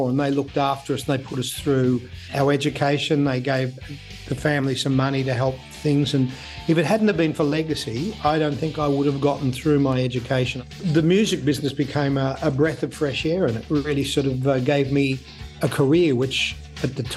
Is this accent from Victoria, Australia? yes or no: yes; Melbourne, Victoria, Australia; I was a boy from Richmond, the working suburbs of Melbourne